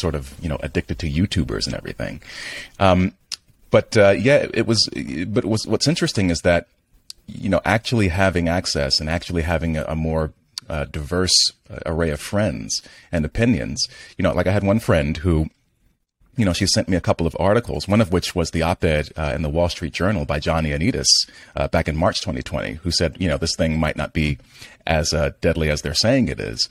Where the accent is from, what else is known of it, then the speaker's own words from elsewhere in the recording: New York, United States; as a New Yorker